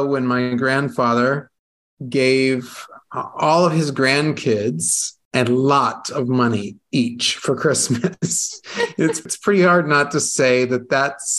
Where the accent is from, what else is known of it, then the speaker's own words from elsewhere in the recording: United States; moved away as an adult; now in Italy; it's my home country